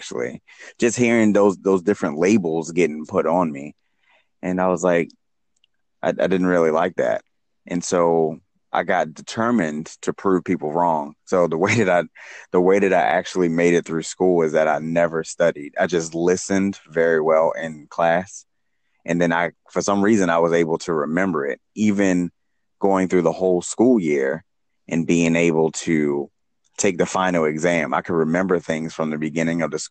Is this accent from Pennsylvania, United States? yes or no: no; Baltimore, Maryland, United States; moved away as an adult; now in San Diego, United States; I'm originally from Baltimore, Maryland, like you said. I mean, I grew up there, born and raised